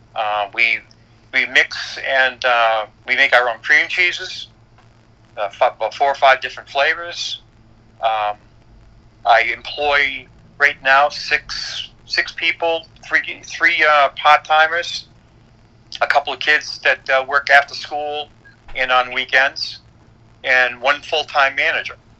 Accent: Boston, Massachusetts, United States; moved away as an adult; also born or lived in New York / Newmarket, New Hampshire; my hometown, which was Boston

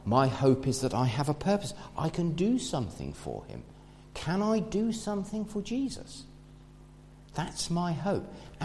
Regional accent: England, United Kingdom; we're English

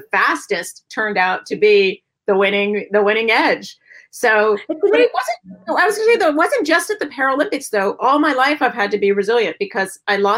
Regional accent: San Diego, California, United States; I'm from San Diego. There was no snow

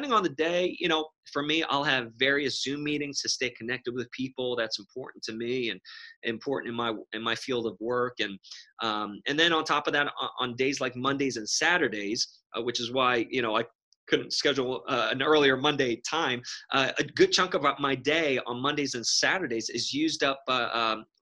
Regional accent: New York City, New York, United States; Growing up in New York City

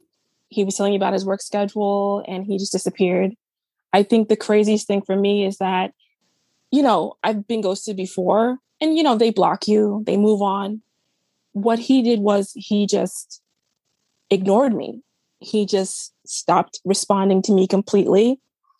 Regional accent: New York City, New York, United States; We're both from New York City.

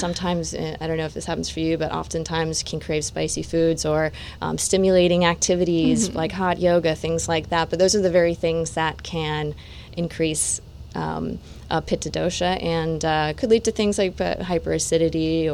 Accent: Satellite Beach, Florida, United States; moved away; also born or lived in California / India; my hometown

